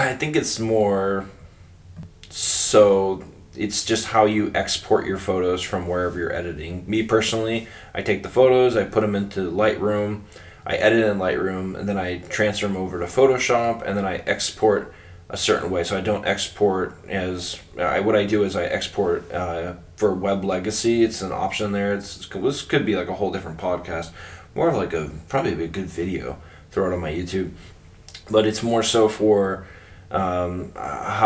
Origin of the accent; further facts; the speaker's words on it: South Florida, United States; now in New Hampshire, United States; I grew up in South Florida